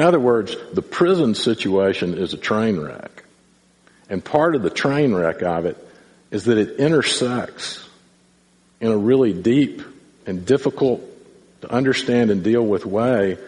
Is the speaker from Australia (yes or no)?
no; Deep South, United States; I grew up in the Deep South and I went to public school